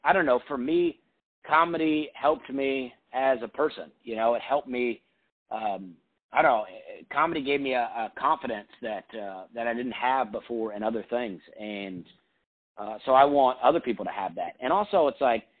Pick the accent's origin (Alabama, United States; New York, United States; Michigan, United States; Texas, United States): Alabama, United States; I grew up in Alabama